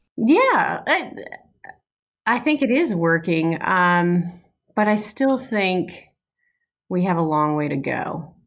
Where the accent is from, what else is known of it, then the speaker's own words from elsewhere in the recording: outside of Detroit, Michigan, United States; moved away; I grew up outside of Detroit